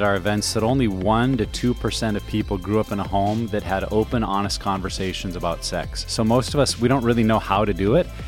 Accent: Montana, United States; I'm from Montana

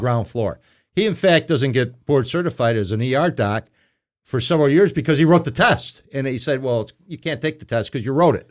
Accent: Burbank, Illinois, United States; also born or lived in South Side, Chicago; grew up in Burbank, which is on the edge of Chicago

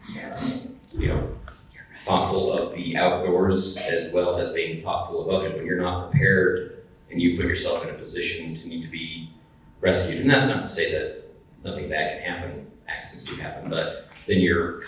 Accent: United States; also born or lived in Idaho, United States / Oregon, United States; growing up in Idaho and in Oregon, and the forest was just there

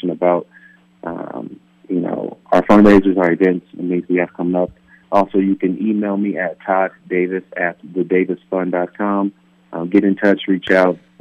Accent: Palmdale, California, United States; building homes back in my hometown of Palmdale, California.

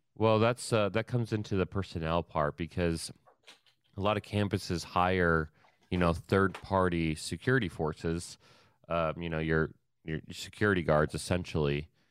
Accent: Ohio, United States; I'm from Ohio

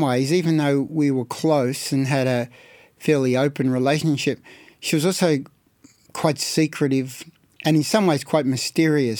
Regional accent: Carlton, Victoria, Australia; born or raised there

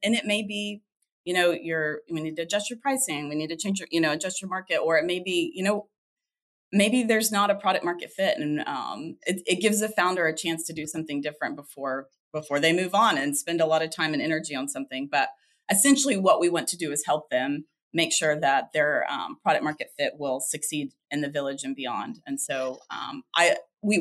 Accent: Oklahoma, United States; moved away as an adult; now in Texas, United States; I grew up in Oklahoma and then moved to Texas about 8 years ago

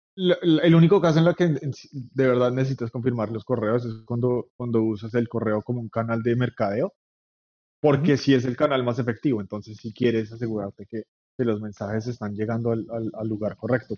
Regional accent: Bogotá, Colombia; moved away as an adult; now in New York, United States; soy colombiano de Bogotá, vivo en Nueva York hace casi 10 años.

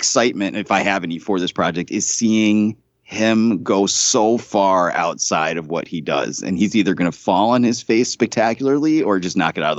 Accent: Western Massachusetts, United States; Growing up in Western Massachusetts

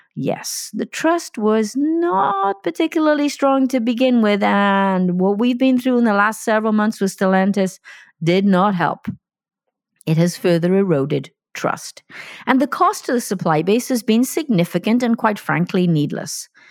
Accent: Wales, United Kingdom; moved away; I'm talking to you from Wales, my home country

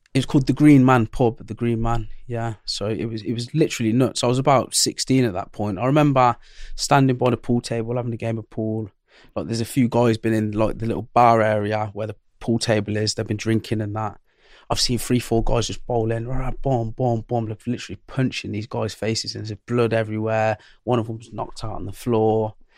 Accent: Coventry, West Midlands, United Kingdom; I was born in Coventry

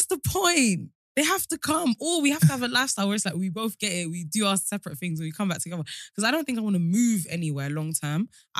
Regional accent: London, United Kingdom; also born or lived in Colombia; And we're friends from London. I mean, we're both from London

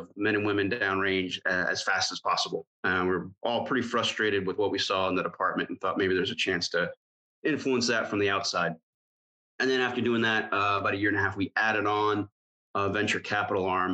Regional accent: Florida, United States; I'm born and raised in Florida.

